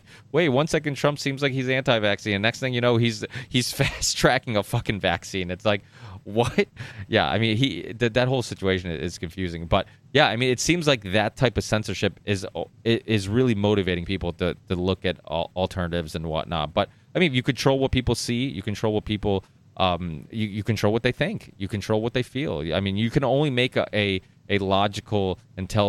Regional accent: United States; also born or lived in northern Portugal; I came here when I was 4, and I remember growing up in America

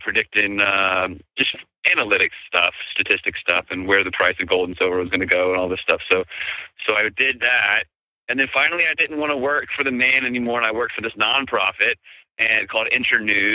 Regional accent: D.C., East Coast, United States; also born or lived in Virginia; I grew up on the East Coast, just outside of Washington, D.C.

